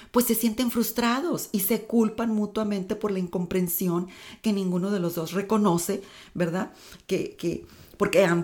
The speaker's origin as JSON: {"language": "Spanish", "region": "Tamaulipas", "country": "Mexico", "tie": "born or raised there", "said": "Yo crecí en un rancho. Mi papá es agricultor. Este, soy de Tamaulipas"}